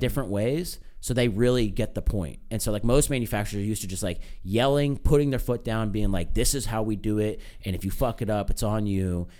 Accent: United States; I'm American.

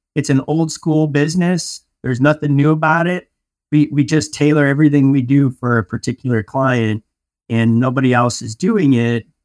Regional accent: Denver, Colorado, United States; moved away as an adult; also born or lived in Michigan; I'm from Denver, Colorado, and I went to school out of state and at, uh, Michigan State

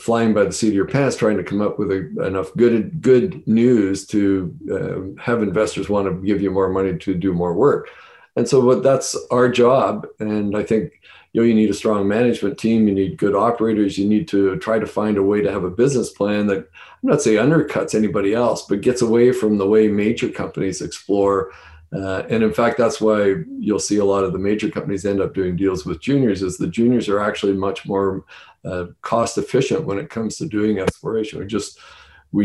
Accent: Northern Ontario, Canada; I'm from Northern Ontario originally

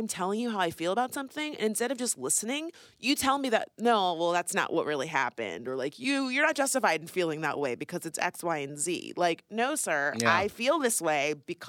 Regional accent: West Palm Beach, Florida, United States; we are both from West Palm Beach, Florida

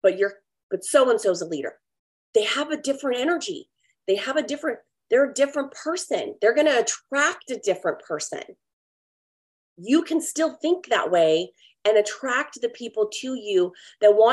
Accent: California, United States; moved away as an adult; also born or lived in Oregon; now in Texas, United States; I was born and raised in California, lived there for 38 years

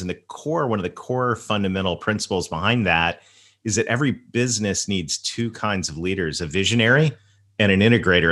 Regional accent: the South, Southern United States, United States; accent: Southern; my Southern accent

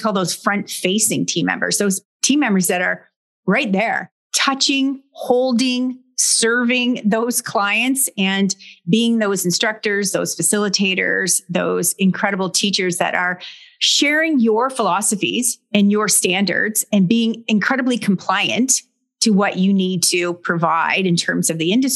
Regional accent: Brockville, Ontario, Canada; a large manufacturing site here in my hometown

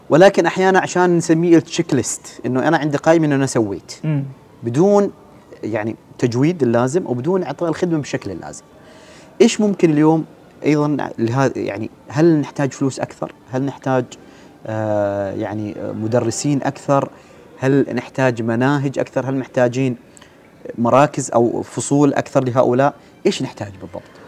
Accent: Oman; كلنا كعمانيين

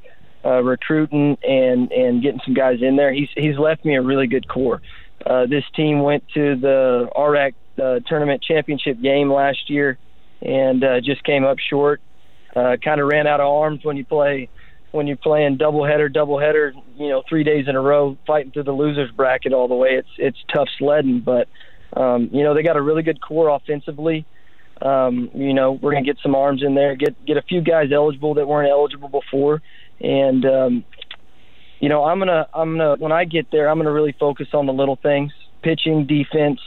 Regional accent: Columbus, Texas, United States; also born or lived in Texarkana, Texas; I'm from Columbus, Texas, which is about an hour 15 from Victoria.

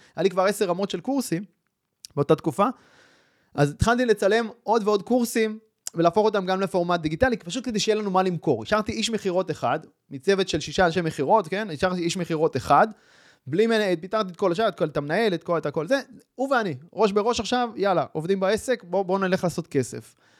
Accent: Kfar Saba, Central District, Israel; now in Mishmar HaSharon, Israel; אני גדלתי בכפר סבא, בשנות ה-שמונים

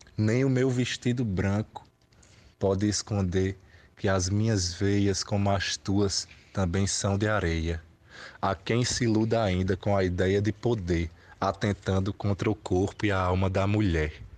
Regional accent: town on the Piancó River, Paraíba, Brazil; o Rio Piancó, que cruza minha cidade natal

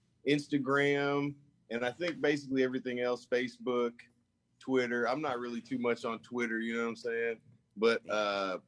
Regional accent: Nashville, Tennessee, United States; also born or lived in California; I was raised in Nashville since a little kid. I was about 4 years old when we moved there

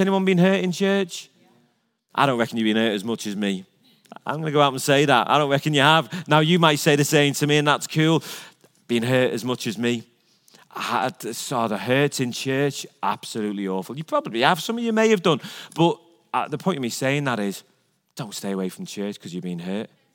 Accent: Liverpool, North West England, United Kingdom; moved away; I was born in Liverpool

